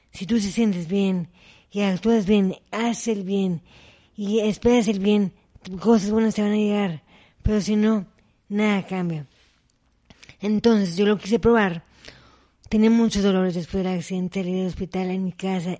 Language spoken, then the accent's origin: Spanish; Mexico; fui la primera mexicana en competir en esa competencia